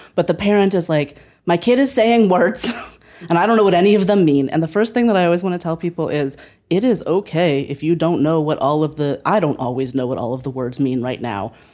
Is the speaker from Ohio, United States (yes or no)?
yes; Northeast Ohio, United States; born or raised there; moved away as an adult; also born or lived in Berkeley